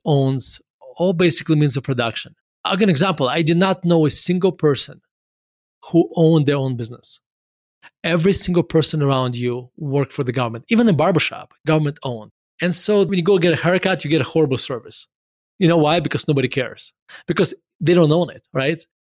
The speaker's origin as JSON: {"language": "English", "town": "Murmansk", "region": "Murmansk Oblast", "country": "Russia", "tie": "born or raised there", "also_born_or_lived": "Denver", "moved": "as an adult", "said": "I was born in Murmansk, Russia"}